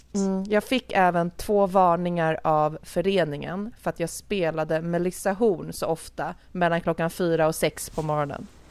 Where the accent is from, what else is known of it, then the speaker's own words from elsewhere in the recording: Nacka, Stockholm County, Sweden; also born or lived in Jarlaberg, Nacka; min barndom tillbringades i Älta